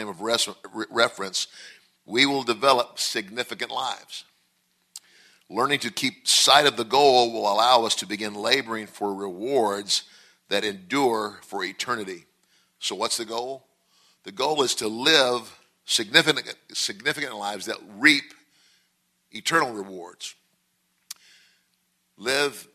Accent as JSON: {"language": "English", "region": "Nebraska", "country": "United States", "moved": "as an adult", "lives_now": "Mississippi, United States", "said": "Originally, I'm from Nebraska"}